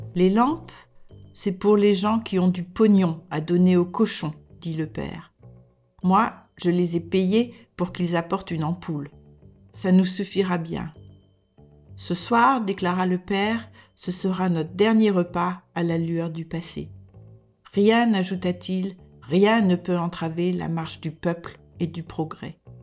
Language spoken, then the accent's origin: French; France; moved away as an adult; now in Denmark